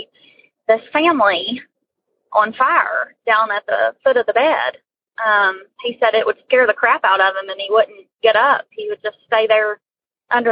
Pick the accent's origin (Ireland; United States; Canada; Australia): United States; West Virginia; I'm from West Virginia